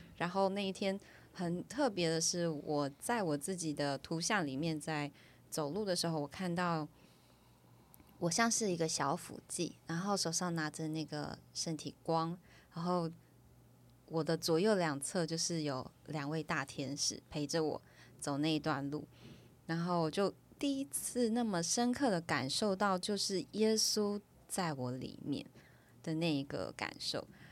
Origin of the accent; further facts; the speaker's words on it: Taiwan; 我来自台湾